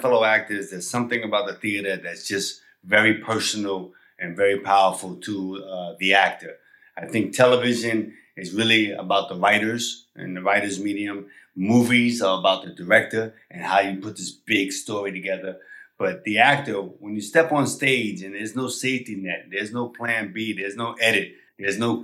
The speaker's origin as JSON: {"language": "English", "region": "New York", "country": "United States", "said": "I'm from New York"}